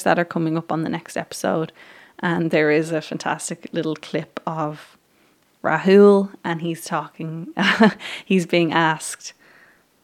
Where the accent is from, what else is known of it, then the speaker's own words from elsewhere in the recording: Ireland; I'm from Ireland